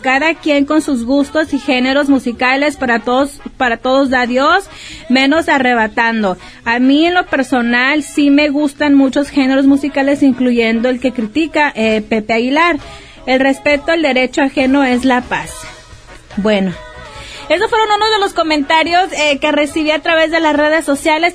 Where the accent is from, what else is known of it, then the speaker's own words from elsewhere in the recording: Mexico; como mexicana